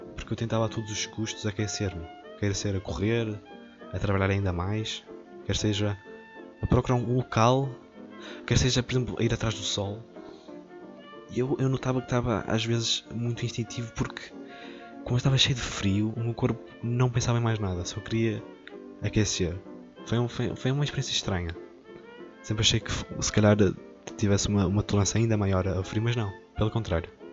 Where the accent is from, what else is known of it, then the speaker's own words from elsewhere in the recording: village between Moimenta and Tabuaço, Viseu, Portugal; A minha aldeia fica, faz, faz a ponte entre duas vilas, que é Moimenta e Tabasso, e a minha aldeia fica lá no meio